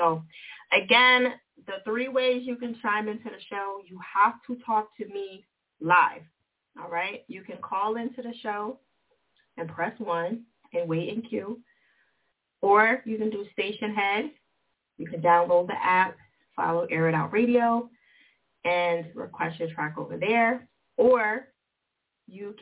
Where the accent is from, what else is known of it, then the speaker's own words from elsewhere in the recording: New Jersey, United States; Jersey, my home state